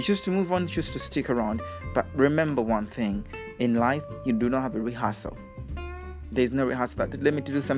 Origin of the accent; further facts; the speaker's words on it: Uganda; I am from Africa, and then I'm a Ugandan by national and citizen and declaration.